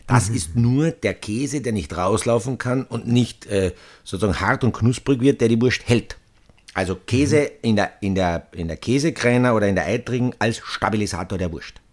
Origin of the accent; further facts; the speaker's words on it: Austria; Es ist ja so ja. bei uns in Österreich